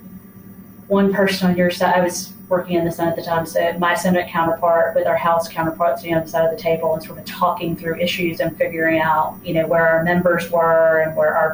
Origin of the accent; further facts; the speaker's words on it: Mississippi, United States; moved away; I'm from Mississippi originally